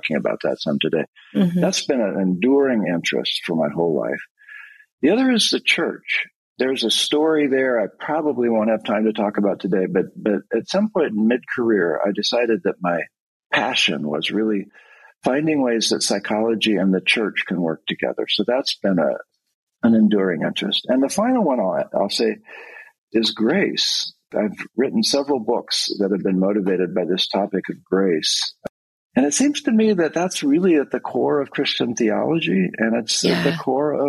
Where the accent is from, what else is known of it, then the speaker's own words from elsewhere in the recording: rural Oregon, United States; I actually grew up on a hazelnut farm in rural Oregon